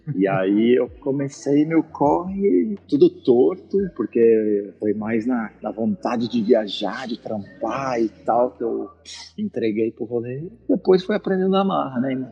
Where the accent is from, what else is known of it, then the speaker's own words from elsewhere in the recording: Araras, São Paulo, Brazil; moved away; Eu sou de uma cidade do interior de São Paulo chamada Araras